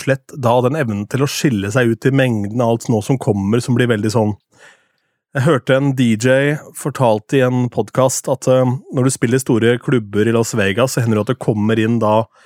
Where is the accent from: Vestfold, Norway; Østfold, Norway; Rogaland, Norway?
Østfold, Norway; Askim; moved away; lokalradioen hjemme i Askim